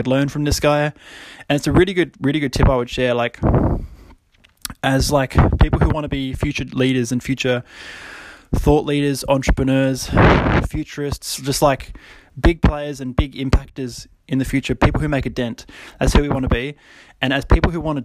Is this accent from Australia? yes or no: yes; Australia; especially being like an Australian